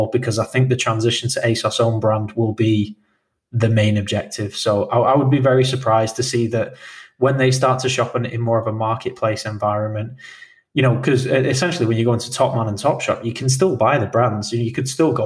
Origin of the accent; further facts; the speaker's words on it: United Kingdom; we are British